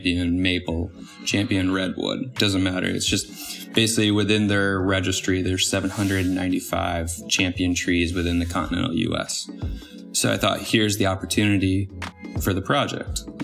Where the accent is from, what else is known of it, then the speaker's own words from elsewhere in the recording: East Coast, United States; growing up on the East Coast